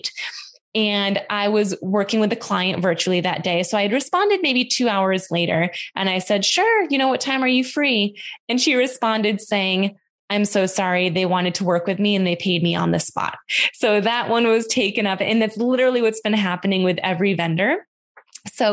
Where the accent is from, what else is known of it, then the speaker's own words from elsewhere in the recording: Western New York, United States; I grew up in Western New York on a farm.